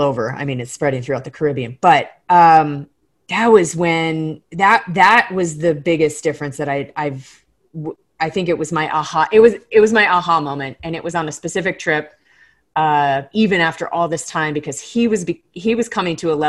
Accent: Florida Keys, United States; now in Colorado, United States; I grew up in the Florida Keys. And that's my home reef

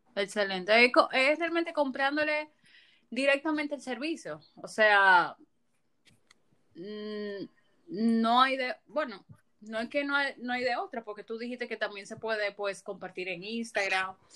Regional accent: Dominican Republic; como ciudadanos dominicanos

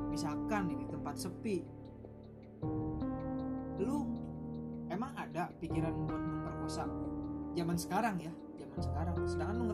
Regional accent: Cirebon, West Java, Indonesia; lu dari Lampung gue dari Cirebon sama-sama bukan orang pribumi

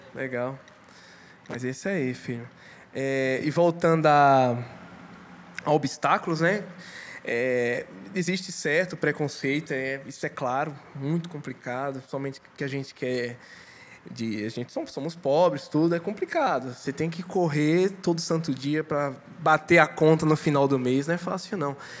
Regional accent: Pernambuco, Brazil; sou pernambucano.

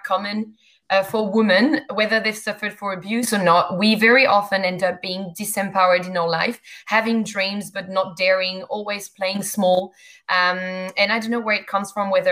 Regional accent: Grand Est, France; accent: French; English is a second language; moved away as an adult; also born or lived in Champagne / Canada / England; now in Australia; I am French, actually, born and bred in France

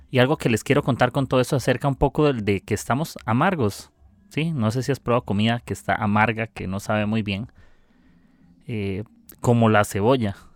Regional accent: Costa Rica; soy de Costa Rica

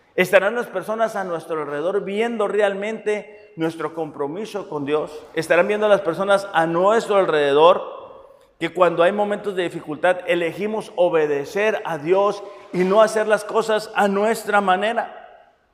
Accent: Mexicali, Baja California, Mexico; yo soy de Mexicali

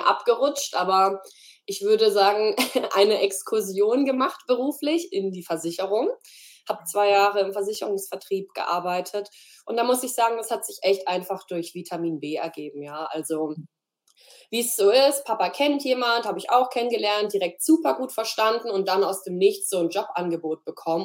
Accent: Freiburg, Baden-Württemberg, Germany; hier in Freiburg, bin zurück in meine Heimat gezogen

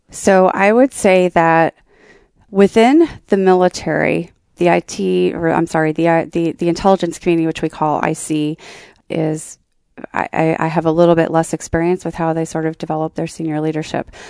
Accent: Columbus, Ohio, United States; I was sad to leave my hometown was because my, my p, work personality did not necessarily f, sort of fit in very well into the Columbus work culture.

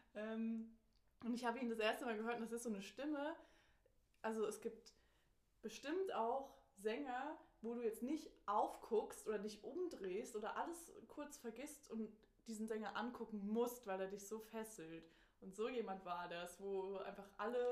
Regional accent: Germany; ich komme aus Deutschland

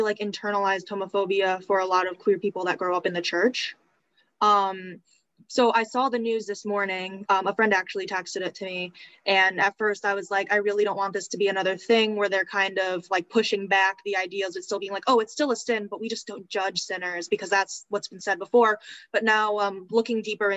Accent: Olean, New York, United States; moved away as an adult; now in Berea, United States; I'm originally from Olean, New York, but right now I'm living in Berea, Ohio

